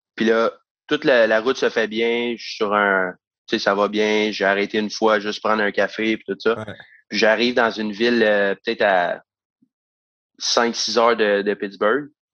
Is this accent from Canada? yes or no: yes; Saint-Eustache, Quebec, Canada; c'est un peu d'où je viens, de, de Saint-Eustache